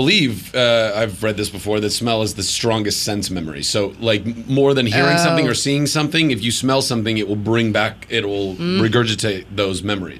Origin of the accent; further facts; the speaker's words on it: Ventura, California, United States; growing up in Ventura